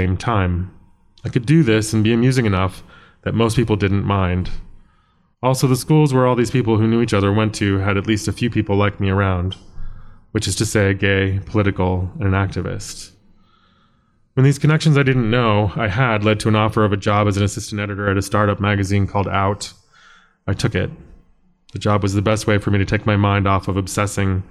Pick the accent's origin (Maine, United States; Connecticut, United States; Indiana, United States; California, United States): Maine, United States; moved away as an adult; now in New York, United States; I was from Maine